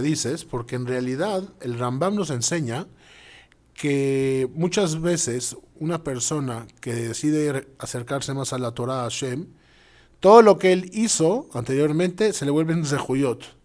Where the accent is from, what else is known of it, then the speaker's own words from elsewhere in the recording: Mexico City, Mexico; also born or lived in Israel / Montevideo, Uruguay; now in Costa Rica; a pesar de haber nacido en la Ciudad de México, emigramos a Israel, donde, bueno, estuvimos los últimos 10 años